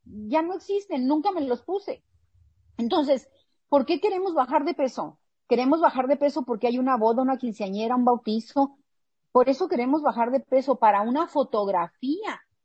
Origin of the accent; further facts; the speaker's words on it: Mexicali, Baja California, Mexico; yo nací aquí en Mexicali